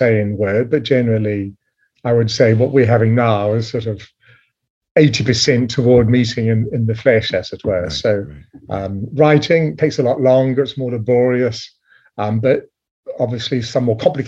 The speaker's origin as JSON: {"language": "English", "country": "New Zealand", "tie": "born or raised there", "said": "I was raised in New Zealand"}